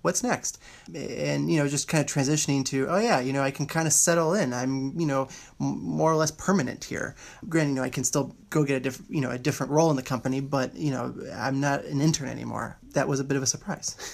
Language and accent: English; Houston, Texas, United States; I am from Houston, Texas.